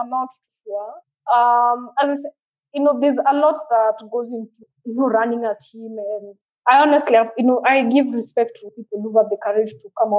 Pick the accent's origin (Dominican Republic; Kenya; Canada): Kenya; now in Nairobi, Kenya; here in Nairobi, rather in Kenya